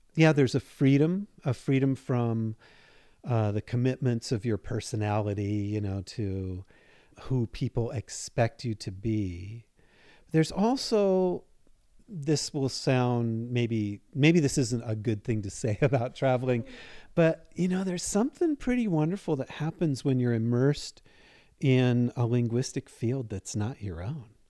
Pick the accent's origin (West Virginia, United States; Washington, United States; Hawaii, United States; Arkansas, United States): Washington, United States; Seattle; also born or lived in Chapel Hill, North Carolina; now in Spokane, United States; I'm originally from Seattle